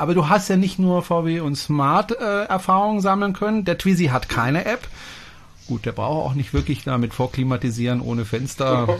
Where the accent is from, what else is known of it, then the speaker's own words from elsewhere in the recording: France; moved away; das ist ein französischer Name und ich bin Franzose